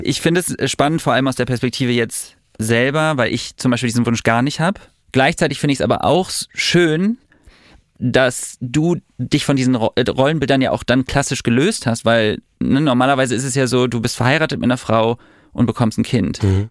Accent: Düsseldorf, North Rhine-Westphalia, Germany; ich bin in Düsseldorf groß geworden

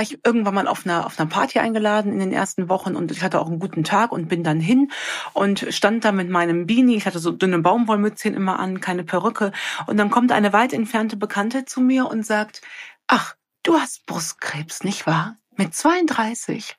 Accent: Cologne, North Rhine-Westphalia, Germany; ich komme ja aus Köln

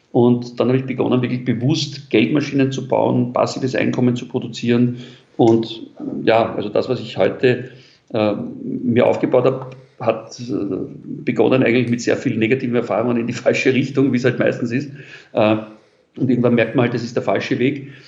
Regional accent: Vienna, Austria; ich bin in Wien geboren, äh, als Kind in ganz einfachen Verhältnissen in Wien in einem Arbeiterbezirk.

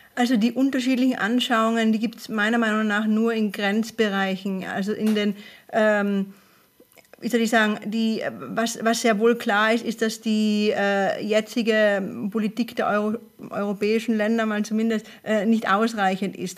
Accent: Tyrol, Austria; ich komme aus Tirol ursprünglich

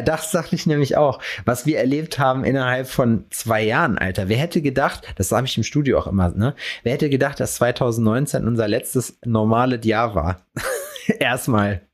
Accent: hometown near Lüdenscheid, North Rhine-Westphalia, Germany; in meiner Heimatstadt oder daneben in Lüdenscheid

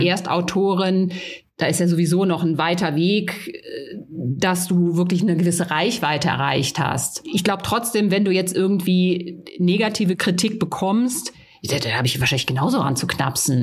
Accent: Rhineland, Germany; now in Bavaria, Germany; ich komme ursprünglich aus dem Rheinland. Ich glaube auch so, wir haben da ja schon so eine etwas direktere Mentalität als hier in Bayern

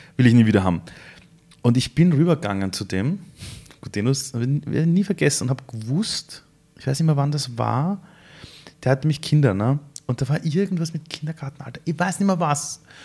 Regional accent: Vienna, Austria; Sind wir in Simmering gemeinsam aufgewachsen, seit wir sechs Jahre alt sind

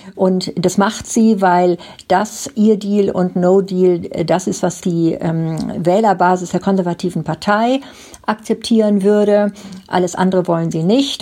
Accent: Germany; now in United Kingdom; bei uns in Deutschland

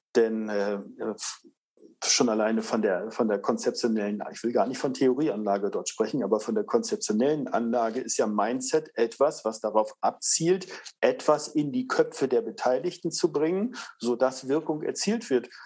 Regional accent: Northern Germany, Germany; ich komme aus Norddeutschland

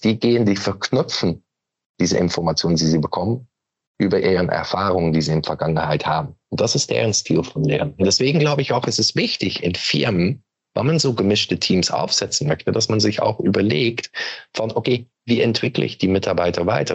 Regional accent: Belgium; German is a second language; moved away as an adult; now in Hamburg, Germany; bin Belgier von Origine, aber wohne mittlerweile seit 13 Jahren in Hamburg

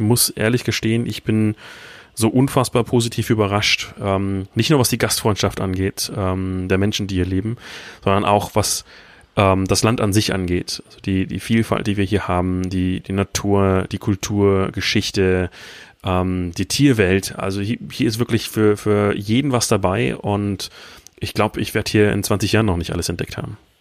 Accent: Berlin, Germany; moved away as an adult; also born or lived in Hamburg / Iceland; now in Romania; ich komme ursprünglich aus Berlin

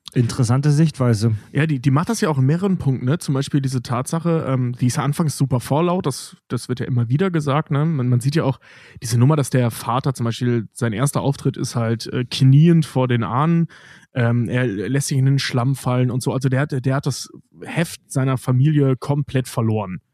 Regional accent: Cologne commuter belt, North Rhine-Westphalia, Germany; jemand, der aus dem Speckgürtel Kölns im weitesten Sinne, im sehr weitesten Sinne kommt, also Rheinländer einfach ist

